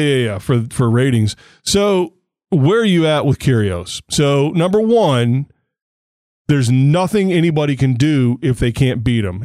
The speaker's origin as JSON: {"language": "English", "country": "United States", "said": "being an American"}